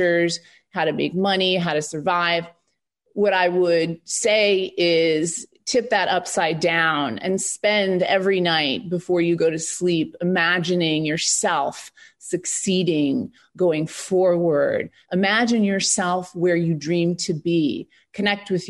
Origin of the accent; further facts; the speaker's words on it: Michigan, United States; moved away; also born or lived in New York; I came from Michigan